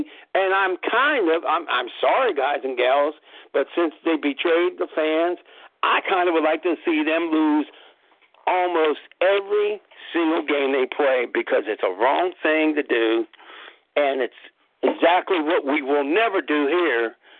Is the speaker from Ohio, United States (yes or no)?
yes; Cleveland, Ohio, United States; After all, I'm from Cleveland.